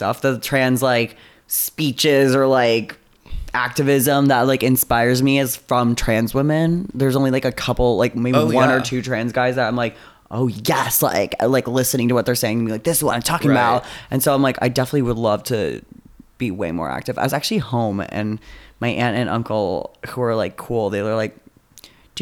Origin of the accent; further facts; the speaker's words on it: Arizona, United States; moved away; I'm from Arizona